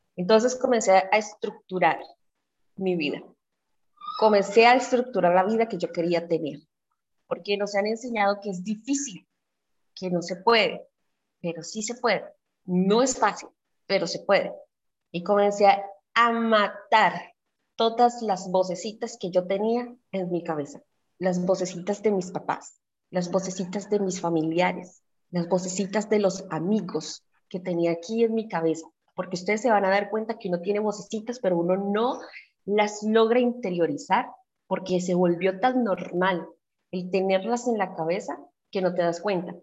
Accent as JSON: {"language": "Spanish", "town": "Cali", "region": "Valle del Cauca", "country": "Colombia", "said": "soy de Santiago de Cali, eh, al suroccidente de Colombia"}